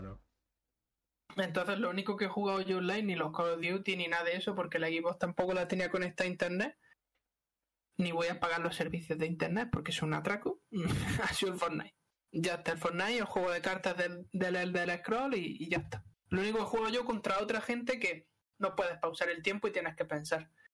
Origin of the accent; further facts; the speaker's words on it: Spain; nosotros que somos españoles